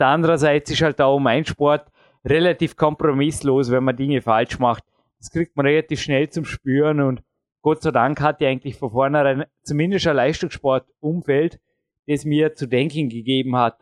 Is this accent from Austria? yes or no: yes; Austria; accent: Austrian (Ösi); meinen öse akzent